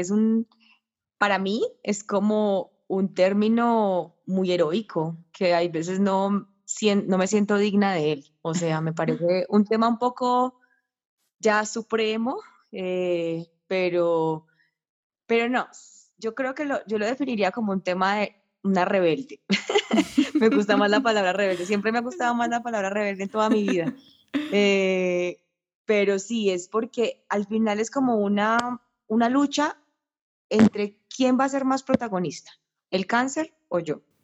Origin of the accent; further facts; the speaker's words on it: Paisa, Antioquia, Colombia; yo soy paisa